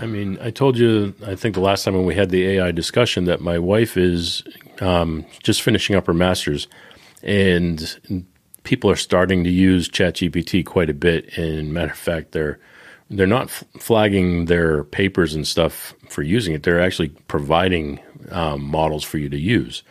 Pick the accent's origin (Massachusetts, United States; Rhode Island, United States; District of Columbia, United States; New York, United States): Massachusetts, United States; Boston; I'm from Boston